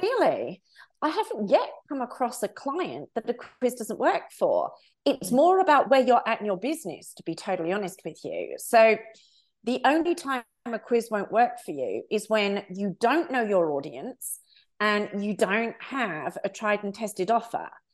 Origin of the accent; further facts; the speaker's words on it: United Kingdom; also born or lived in United States / Australia; now in France; I am a Brit living abroad.